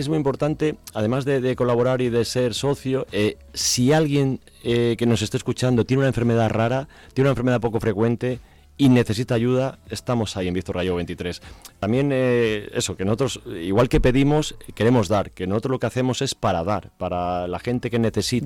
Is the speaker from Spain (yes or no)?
yes; Burganes de Valverde, Castile and León, Spain; moved away; yo soy de Burganes de Valverde, mm. eh, de un pueblo de la provincia de Zamora